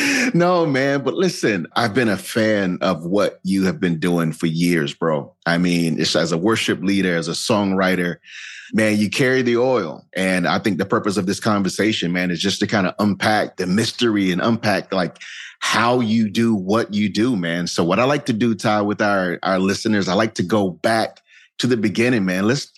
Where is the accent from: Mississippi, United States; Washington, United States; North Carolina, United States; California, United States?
North Carolina, United States; Warsaw; So I grew up right in Warsaw, Clinton area.